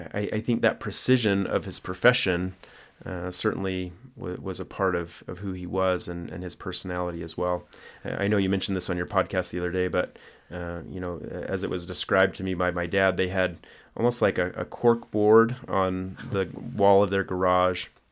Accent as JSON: {"language": "English", "region": "Arkansas", "country": "United States", "tie": "born or raised there", "said": "we grew up in Arkansas"}